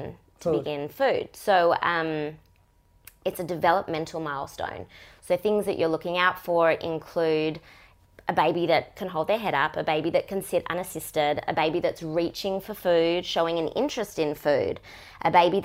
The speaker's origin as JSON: {"language": "English", "town": "Melbourne", "region": "Victoria", "country": "Australia", "said": "Very far down south, Australia."}